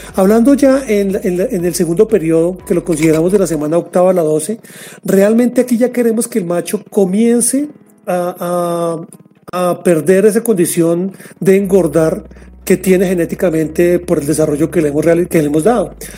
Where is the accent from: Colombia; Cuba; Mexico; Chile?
Colombia; me desempeño como gerente regional de servicio técnico para mi país